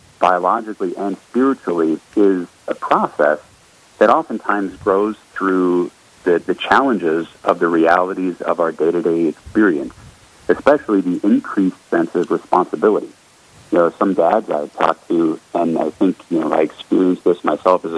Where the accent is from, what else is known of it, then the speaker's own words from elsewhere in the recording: Colorado, United States; also born or lived in Florida; But I was born in Florida, and when I was three, we moved up to Colorado, so not quite a native, but darn close. And growing up in Colorado